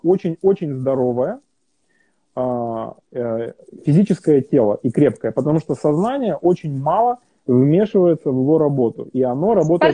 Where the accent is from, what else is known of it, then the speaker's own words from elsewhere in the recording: Kazakhstan; moved away; also born or lived in Europe; я в Казахстане родился и вырос